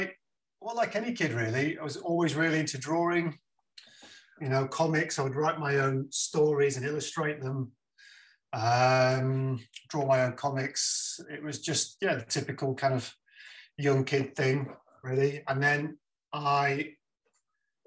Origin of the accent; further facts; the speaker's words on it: Wigan, North West England, United Kingdom; moved away as an adult; also born or lived in Blackpool / London; growing up in Wigan.